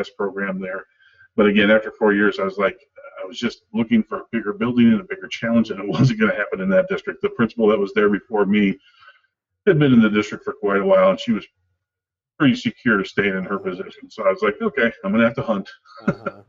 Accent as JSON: {"language": "English", "region": "Wisconsin", "country": "United States", "tie": "born or raised there", "also_born_or_lived": "Northeast Illinois", "said": "I had the opportunity to move back to Wisconsin near my hometown"}